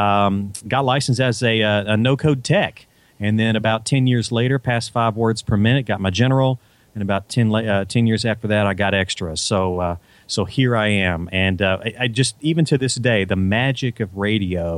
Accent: Little Rock, Arkansas, United States; I grew up in Little Rock

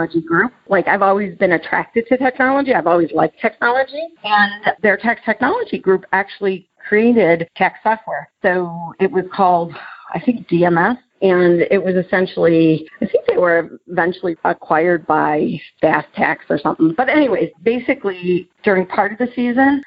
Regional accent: Chicago, Illinois, United States; I'm from Chicago and I lived at Georgetown for the summer.

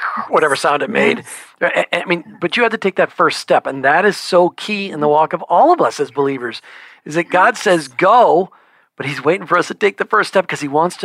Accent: Florida, United States; we're from Florida

